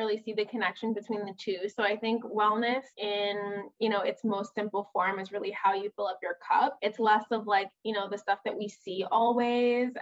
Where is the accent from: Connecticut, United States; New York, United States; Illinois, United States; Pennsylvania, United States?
New York, United States; New York City; moved away as an adult; now in Chicago, United States; I was born and raised in Brooklyn, New York, and I just moved to Chicago